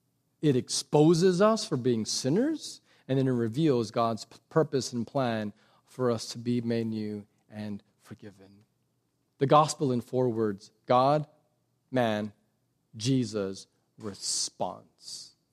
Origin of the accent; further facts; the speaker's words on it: Texas, United States; because quite honestly, that's just your civic duty as a Texan. I'm Republican. I go to church. Like, I'm a Christian.